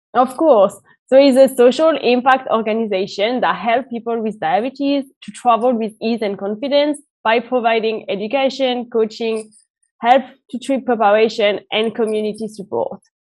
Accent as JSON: {"language": "English", "country": "France", "moved": "as an adult", "lives_now": "United Kingdom", "said": "I'm originally from France and I've been based in the UK for the past five years"}